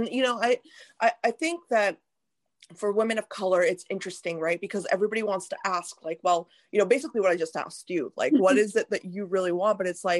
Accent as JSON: {"language": "English", "country": "India", "said": "Like as an Indian woman, I don't always want to see a sari and a bindi on people."}